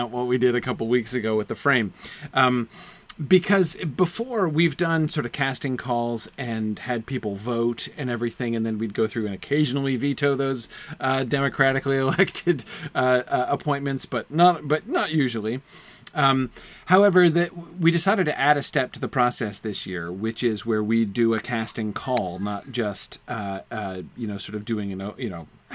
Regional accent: Amherst, New Hampshire, United States; I lived in the town of Amherst, New Hampshire. That was my hometown when I lived here before I went off to college

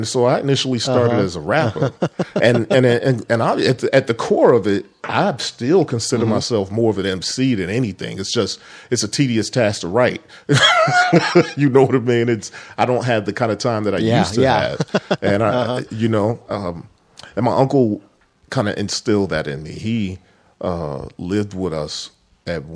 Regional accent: Chicago, Illinois, United States; I grew up in Chicago.

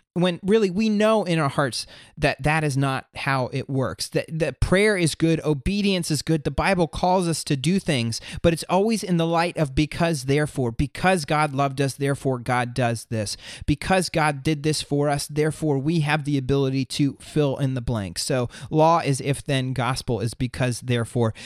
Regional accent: Florida, United States; moved away as an adult; now in southeastern United States; I grew up and lived in Florida up until last summer.

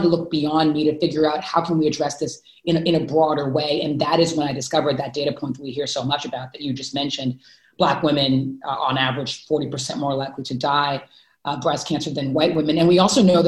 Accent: Houston, Texas, United States; I grew up in Houston, Texas

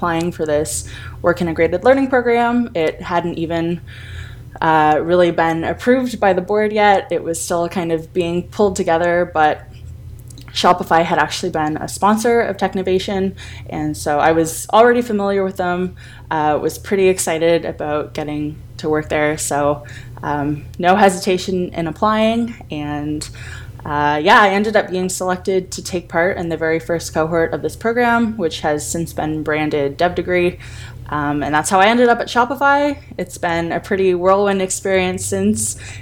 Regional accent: Ottawa, Ontario, Canada; I am originally from Ottawa here in Canada

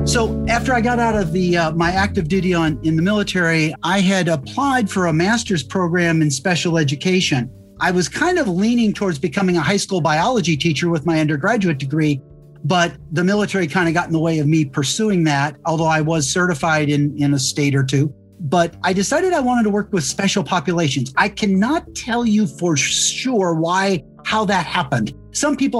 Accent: St. Louis, Missouri, United States; moved away; also born or lived in Indiana; I grew up in St. Louis, Missouri

